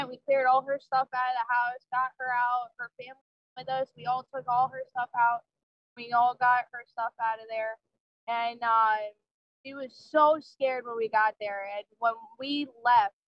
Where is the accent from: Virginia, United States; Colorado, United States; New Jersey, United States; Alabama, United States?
New Jersey, United States; moved away as an adult; I grew up in New Jersey.